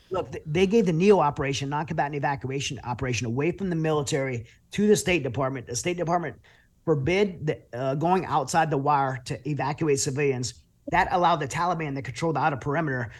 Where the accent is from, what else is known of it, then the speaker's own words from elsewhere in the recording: Louisiana, United States; now in Texas, United States; I grew up in Louisiana